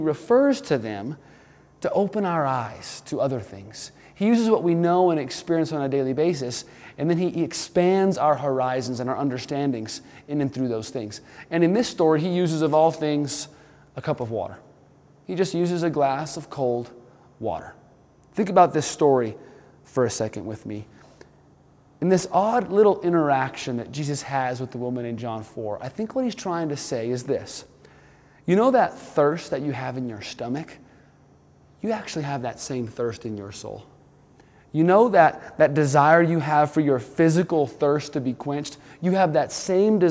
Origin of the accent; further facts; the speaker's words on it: New Mexico, United States; also born or lived in Malibu, California; now in Colorado, United States; I grew up in New Mexico, the desert Southwest, where we didn't see much standing water